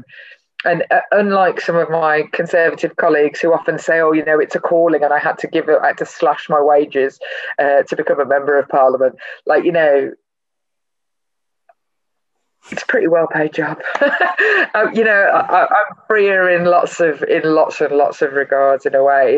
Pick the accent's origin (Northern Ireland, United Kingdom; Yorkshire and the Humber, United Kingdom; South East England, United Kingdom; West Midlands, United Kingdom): West Midlands, United Kingdom; Birmingham; when I was a kid growing up in Birmingham